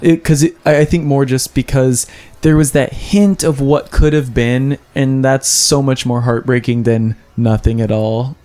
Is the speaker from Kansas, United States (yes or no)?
yes; Kansas, United States; now in Los Angeles, United States; I'm from Kansas